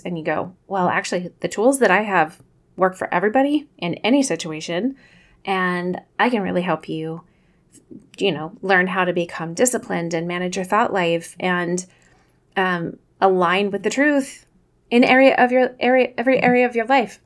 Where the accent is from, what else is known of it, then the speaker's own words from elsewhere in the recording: Kansas City, United States; accent: Midwestern; I'm from Kansas City, so maybe it's my, you know, our Midwestern pronunciation of the word